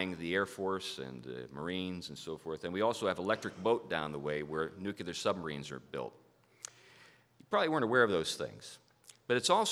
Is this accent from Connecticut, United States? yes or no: yes; Hartford, Connecticut, United States; I am from Hartford